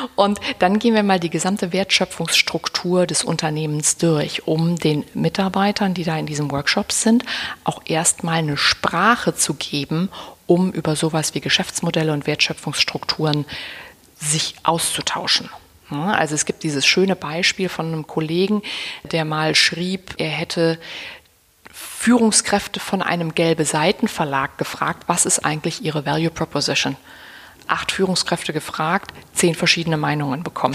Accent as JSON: {"language": "German", "region": "Berlin", "country": "Germany"}